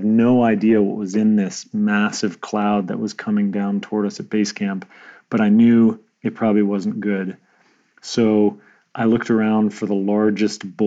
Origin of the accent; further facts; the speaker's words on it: North Dakota, United States; moved away; also born or lived in Germany / Connecticut; I grew up in North Dakota, which is not known as a hub of the rowing community.